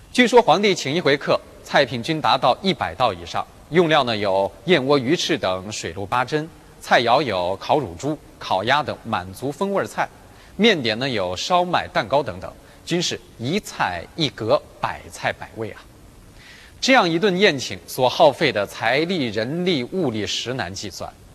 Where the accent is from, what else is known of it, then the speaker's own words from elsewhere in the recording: China; 我们中国人